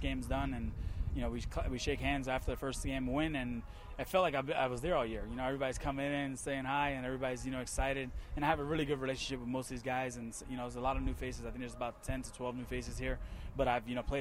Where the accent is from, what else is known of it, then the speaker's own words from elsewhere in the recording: New Jersey, United States; I grew up in Jersey.